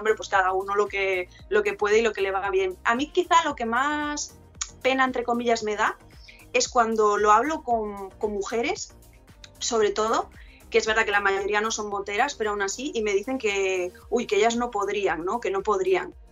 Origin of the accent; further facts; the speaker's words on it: near Ferrol, northern Galicia, Spain; Yo de Galicia, del norte de Galicia, cerca de Ferrol, que está a media hora de A Coruña